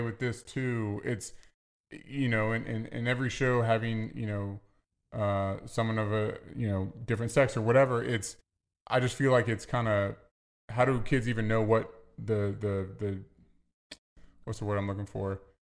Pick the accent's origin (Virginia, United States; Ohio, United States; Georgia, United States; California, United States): Virginia, United States; I'm from the South